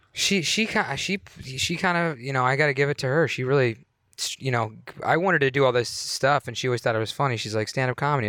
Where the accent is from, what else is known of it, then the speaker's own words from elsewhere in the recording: Youngstown, Ohio, United States; moved away as an adult; also born or lived in Pittsburgh; I was born in Youngstown, Ohio